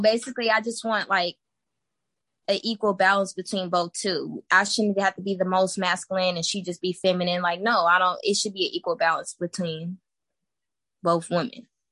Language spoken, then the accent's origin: English; Texas, United States; I'm from Texas, born and raised. Been here my whole life